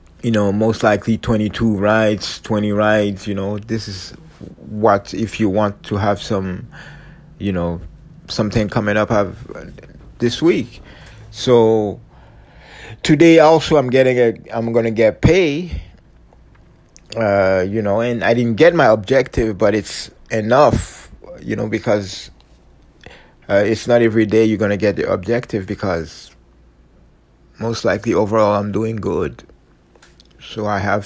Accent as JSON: {"language": "English", "country": "Canada", "said": "I'm true Canadian, true Canadian"}